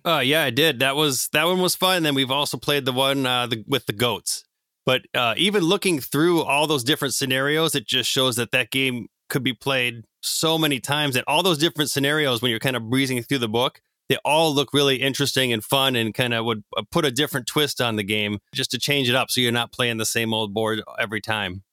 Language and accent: English; Minneapolis–Saint Paul, Minnesota, United States; I am from the Twin Cities, much like Mark and Jake